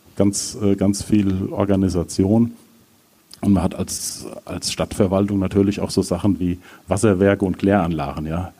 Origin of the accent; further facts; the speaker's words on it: Rosbach vor der Höhe, Hesse, Germany; moved away as an adult; also born or lived in Kassel; now in Ockstadt, Germany; gebürtiger Rossbacher